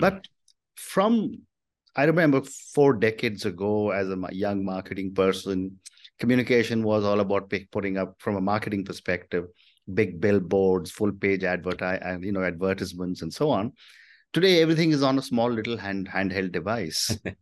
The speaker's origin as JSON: {"language": "English", "country": "India", "said": "speaking as an Indian"}